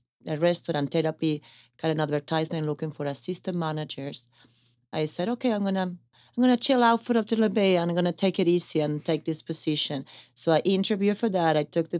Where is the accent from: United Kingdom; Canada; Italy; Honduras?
Italy; also born or lived in Argentina; I was born in Argentina, raised in Italy.